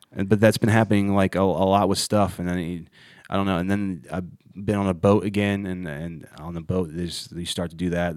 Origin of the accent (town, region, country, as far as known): Ohio, United States; moved away as an adult; now in Charlotte, United States